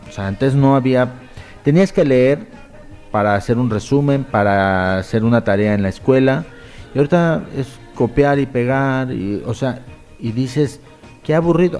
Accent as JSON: {"language": "Spanish", "country": "Mexico", "moved": "as an adult", "lives_now": "Spain", "said": "somos mexicanos"}